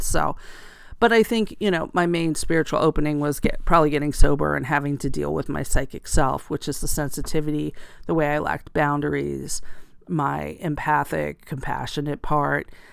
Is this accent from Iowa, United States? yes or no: no; rural area outside of Allentown, Pennsylvania, United States; I grew up in eastern Pennsylvania in a rural area outside of Allentown, Pennsylvania